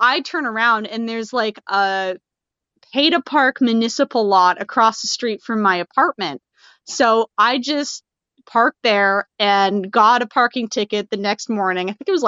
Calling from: Hamilton, Ontario, Canada; I'm calling in from Hamilton, Ontario

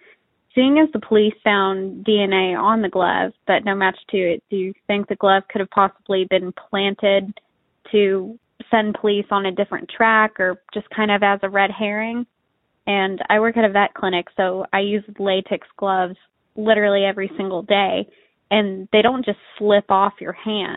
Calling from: Auburn, Alabama, United States; I'm a listener from Auburn, Alabama.

